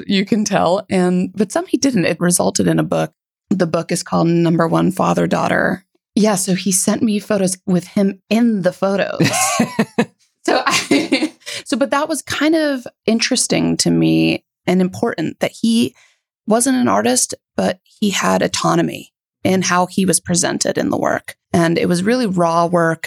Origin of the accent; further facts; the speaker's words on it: Florida, United States; moved away as an adult; also born or lived in Toronto, Canada / Chicago, United States; now in Berlin, Germany; I was born in Toronto, Canada. I grew up there just for a few years and then moved to the US with my parents to Florida